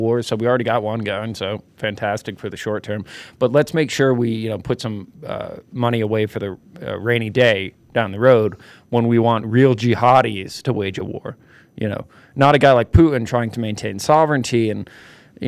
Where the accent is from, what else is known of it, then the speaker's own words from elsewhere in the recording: East Coast, United States; I'm from the East Coast